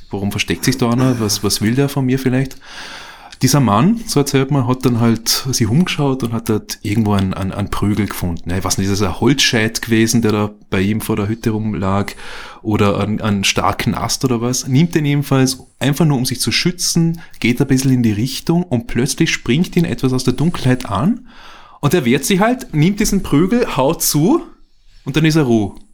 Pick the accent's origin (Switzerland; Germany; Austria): Austria; Vorarlberg; now in Vienna, Austria; Ich komme äh, ursprünglich aus Vorarlberg, ja, also bin jetzt seit knapp 20 Jahren in Wien, bin in Vorarlberg aufgewachsen, in einer kleinen Gemeinde bei Feldkirch.